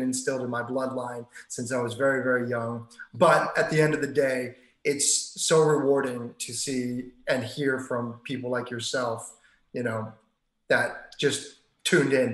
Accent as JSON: {"language": "English", "region": "Maryland", "country": "United States", "tie": "born or raised there", "moved": "as an adult", "lives_now": "Los Angeles, United States", "said": "I was born and raised in Maryland"}